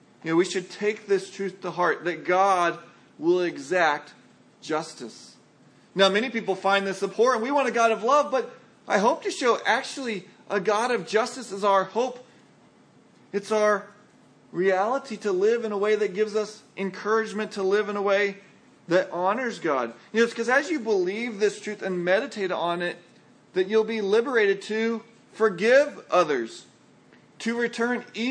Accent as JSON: {"language": "English", "town": "San Antonio", "region": "Texas", "country": "United States", "tie": "born or raised there", "moved": "yes", "said": "grew up in San Antonio"}